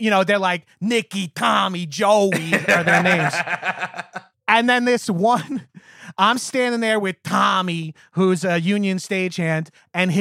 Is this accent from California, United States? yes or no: no; Long Island, New York, United States; moved away as an adult; now in Los Angeles, United States; I had great jobs growing up on Long Island